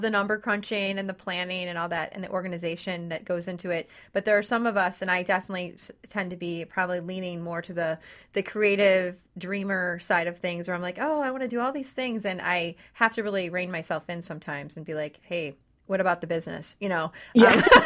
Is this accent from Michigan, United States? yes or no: yes; Detroit, Michigan, United States; I was born in Detroit